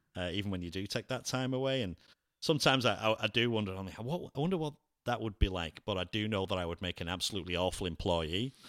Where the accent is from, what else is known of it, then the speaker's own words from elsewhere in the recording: England, United Kingdom; also born or lived in Cleveland, Ohio; now in Lakeland, United States; I'm English